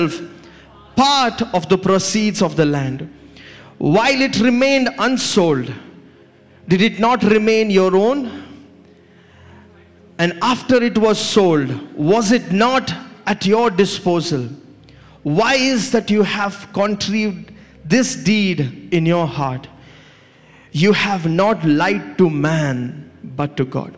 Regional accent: India; Growing up in India

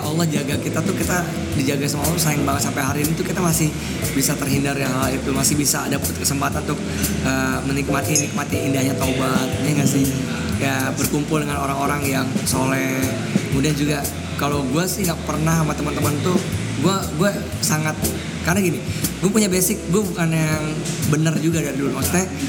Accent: Jakarta, Indonesia; also born or lived in Padang (family); gue dari TK di Al Azhar, Al Azhar Pusat ya. ya oh. ya sampai SMA

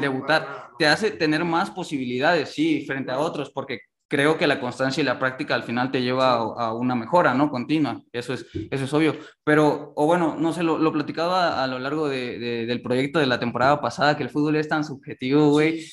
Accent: Mexico; nosotros como mexicanos

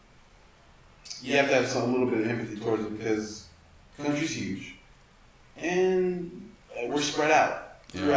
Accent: Atlanta, Georgia, United States; growing up in Atlanta, where there's black people everywhere

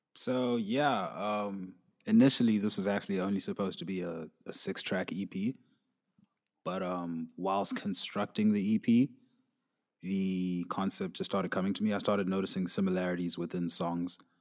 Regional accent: Zimbabwe; I'm from Zimbabwe, so, like, a lot of the things that go on in my country

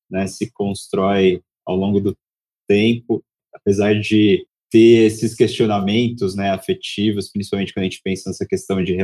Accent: São Paulo, Brazil; now in Salvador, Brazil; Sou nascido em Salvador, vivi a minha vida inteira em São Paulo e, e há dois anos fiz esse retorno

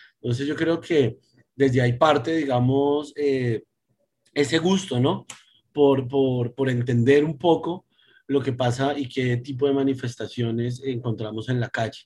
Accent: Bogotá, Colombia; yo nací en Bogotá, me crié en Bogotá

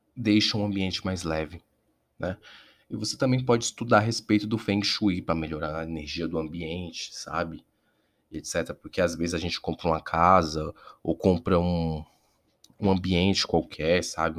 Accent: Brasília, Federal District, Brazil; eu sou aqui de Brasília

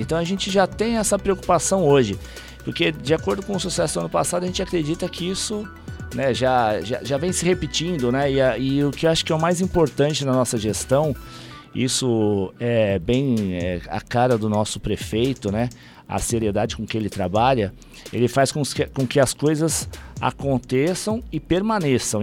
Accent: Ribeirão Pires, São Paulo, Brazil; eu como sou de Ribeirão

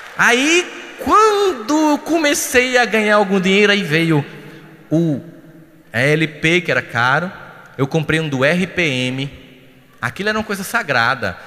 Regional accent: Northeast Brazil, Brazil; a gente é nordestino

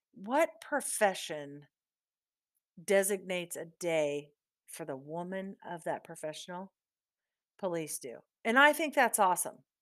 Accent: Southeast Iowa, United States; born and raised in Southeast Iowa

